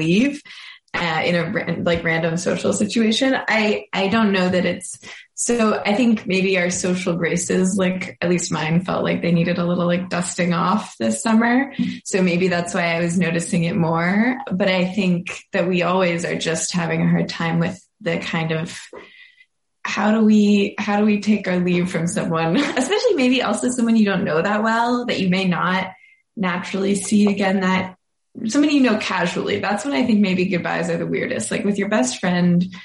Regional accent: Boston, Massachusetts, United States; moved away as an adult; now in Brooklyn, United States; I am from Boston, and I live in recently moved to Brooklyn, New York.

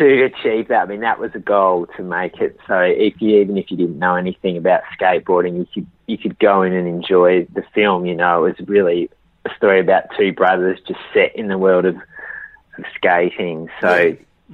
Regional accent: Australia; I'm Australian, you know, so, you know, it's where I'm from

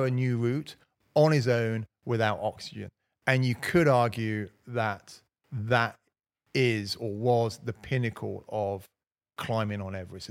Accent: Slough, South East England, United Kingdom; now in Cotswolds, United Kingdom; growing up in Slough

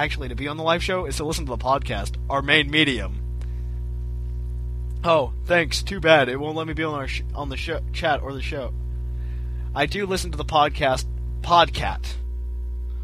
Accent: United States; I'm American

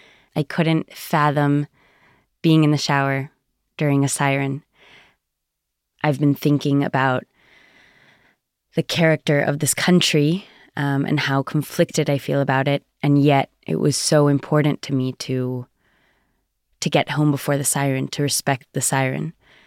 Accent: United States; I grew up in the United States in a South American home, very Zionist and liberal.

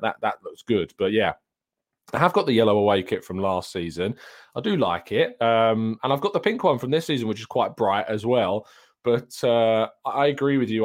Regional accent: United Kingdom; I'm a British

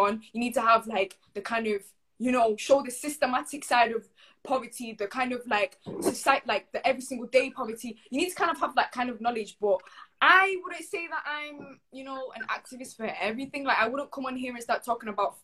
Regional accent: Manchester, North West England, United Kingdom; I'm still growing up in Manchester

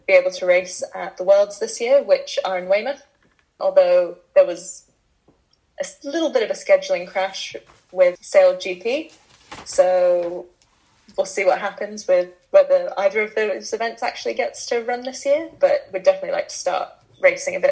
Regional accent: Bermuda; I grew up in Bermuda

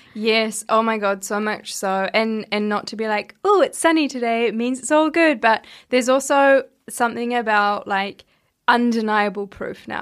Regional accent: Hawke's Bay, New Zealand; moved away; from my hometown in Hawke's Bay

